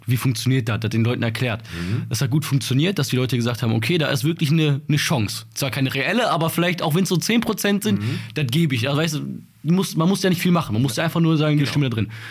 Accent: Bottrop, North Rhine-Westphalia, Germany

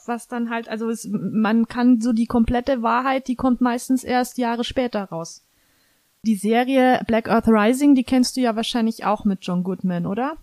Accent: Germany; bei uns in Deutschland

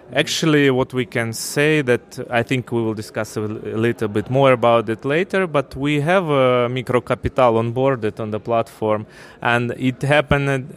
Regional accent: Ukraine; moved away as an adult; also born or lived in Russia / Moscow; I'm from Ukraine originally.

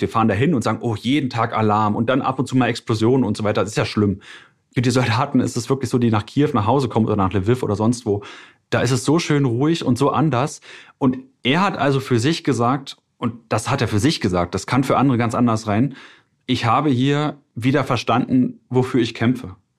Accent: Germany; als Deutscher

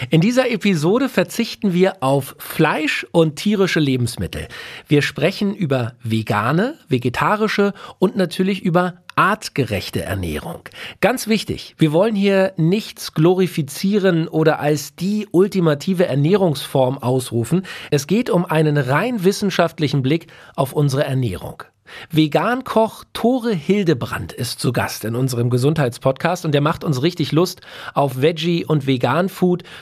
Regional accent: Berlin, Germany; Ja, oder als Berliner muss ich ja sagen, äh, äh super Dufte, dass du da bist.

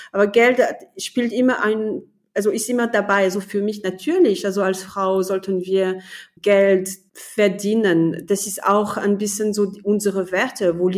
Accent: France; German is a second language; moved away as an adult; now in Germany; Also ich bin Französin, ich wohne aber in Deutschland so seit 20 Jahren, also das ist kaum zu fassen. Und ich bin in Deutschland angekommen als Ingenieurin.

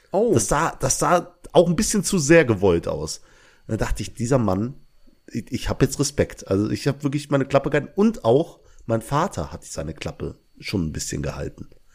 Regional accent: Belgium; now in Langweiler, Germany; ich komme aus Belgien, aber wohne in Langweiler

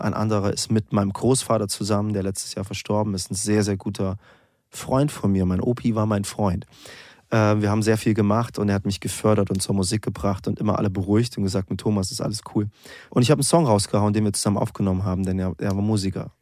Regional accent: East Germany, Germany; weil ich bin so quasi im Osten aufgewachsen

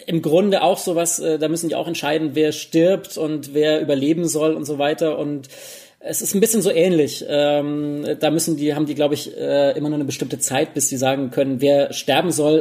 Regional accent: Germany; bei uns in Deutschland

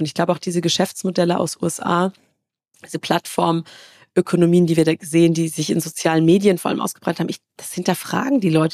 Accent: Karlsruhe, Baden-Württemberg, Germany; Also ich komme aus Karlsruhe, da gibt's, äh, ne, das ist so Baden-Württemberg

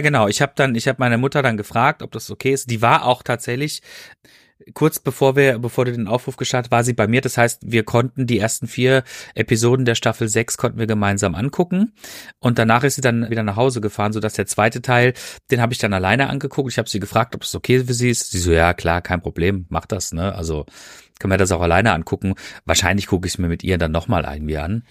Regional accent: Freiburg, Baden-Württemberg, Germany; now in Ruhr area, Germany; ich wohne ja hier im Ruhrgebiet und ich äh, bin gebürtig aus Freiburg

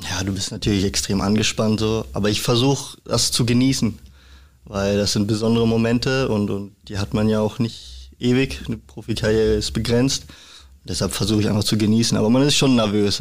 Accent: Freiburg, Baden-Württemberg, Germany; moved away as an adult; also born or lived in Regensburg; now in Hamburg, Germany; ich bin in Freiburg geboren, also auch direkt in Freiburg

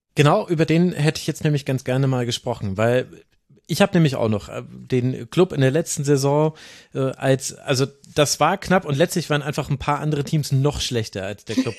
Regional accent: Lower Franconia, Bavaria, Germany; aus meiner unterfränkischen Heimat

